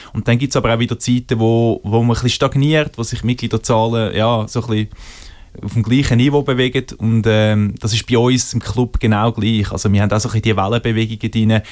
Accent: Switzerland; als Schweizer

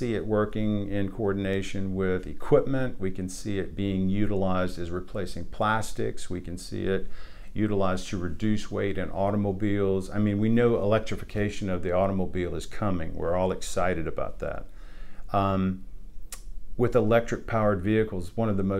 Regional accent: Barnwell County, South Carolina, United States; I grew up in Barnwell County, grew up on a dairy farm

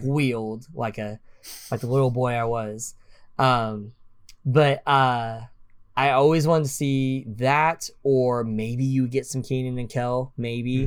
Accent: Oklahoma, United States; I am from Oklahoma

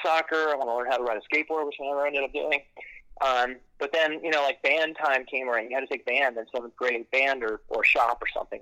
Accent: Silver Spring, Maryland, United States; So I grew up uh, not far from where I'm standing right now in Silver Spring, Maryland

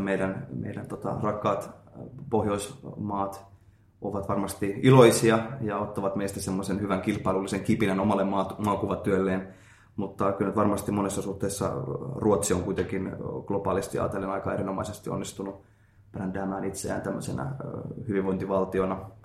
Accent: Finland; now in Japan; olen Suomesta

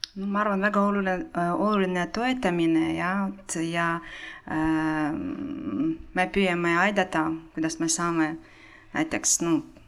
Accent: Ukraine; Estonian is a second language; moved away as an adult; now in Estonia; ma olen pärit Ukrainast

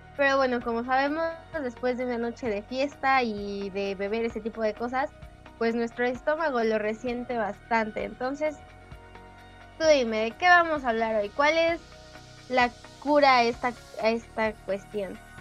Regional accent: Mexico; como los mexicanos

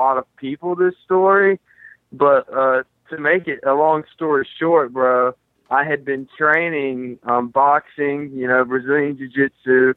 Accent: Brunswick, Georgia, United States; also born or lived in St. Simons Island, Georgia; Brunswick, Georgia, my hometown

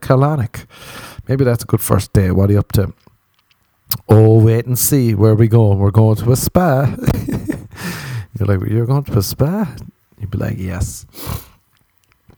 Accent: Ireland; moved away as an adult; now in Los Angeles, United States; I'm Irish

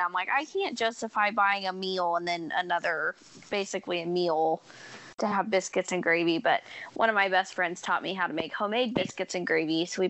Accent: Kansas City, Missouri, United States; Kansas City.

